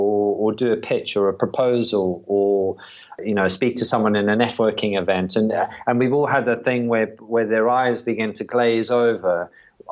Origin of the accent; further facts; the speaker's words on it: South Africa; moved away as an adult; also born or lived in London / Brighton; now in United Kingdom; I was born in South Africa